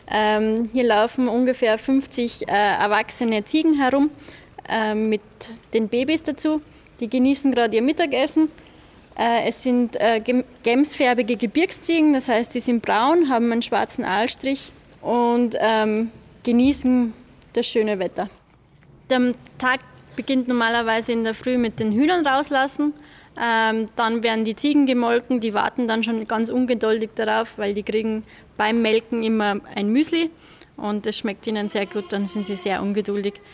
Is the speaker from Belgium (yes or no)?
no; Upper Austria, Austria; ich komme aus Oberösterreich. Ähm, ich bin nicht auf einem ähm, Bauernhof aufgewachsen